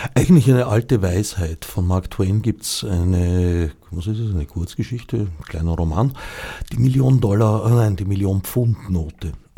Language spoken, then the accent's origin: German; Austria; also born or lived in Switzerland; indem ich eine Zeit lang als Österreicher in der Schweiz war